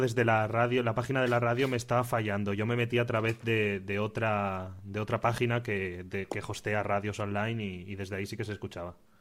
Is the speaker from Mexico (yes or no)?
no; Xixona, Valencian Community, Spain; en Gijona, en mi casa